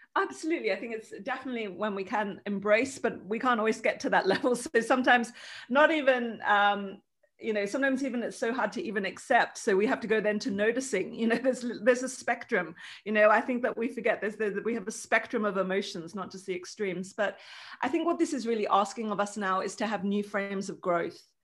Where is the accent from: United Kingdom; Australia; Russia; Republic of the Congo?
Australia; now in Lithuania; I wasn't born in Lithuania, I was born in Australia, it's where my family is